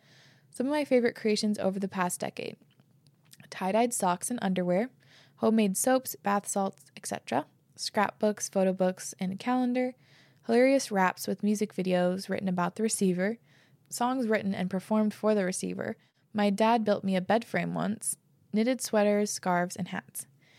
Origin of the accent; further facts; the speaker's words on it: Puerto Rico; I'm from Puerto Rico, and I just wanted to share some of our Christmas traditions.